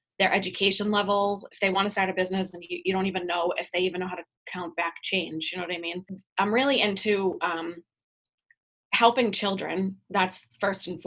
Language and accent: English; Boston, Massachusetts, United States; I'm from Boston